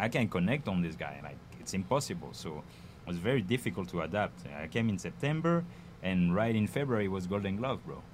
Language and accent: English; near Paris, Île-de-France, France; English is a second language; moved away as an adult; also born or lived in Bedford-Stuyvesant, New York, United States; now in United States; I'm coming from France, near Paris. Uh, been here for now almost 10 years.